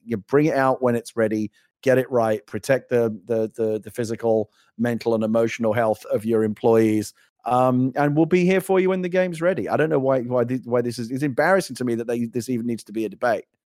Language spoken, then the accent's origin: English; United Kingdom; I'm a Brit